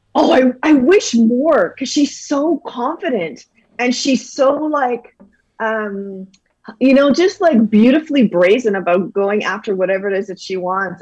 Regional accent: Calgary, Alberta, Canada; also born or lived in Toronto; we moved back to Canada, and we actually moved to Calgary, and then grew up there for the rest of my life

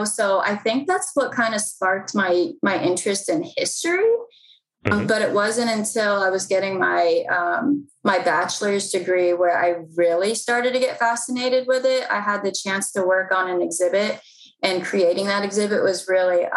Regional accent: Mount Rainier, Maryland, United States; I was born and raised in PG County. I was born in Mount Rainier, Maryland

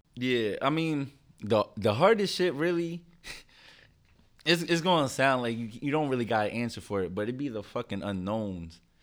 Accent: Philadelphia, Pennsylvania, United States; I'm from Philly. Grew up right here

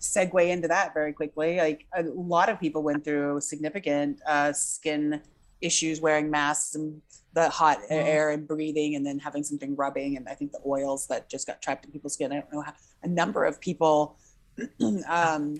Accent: Texas, United States; now in Colorado, United States; I grew up in Texas

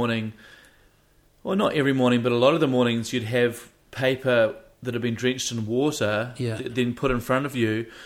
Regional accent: Wellington, New Zealand; I'm a Wellingtonian.

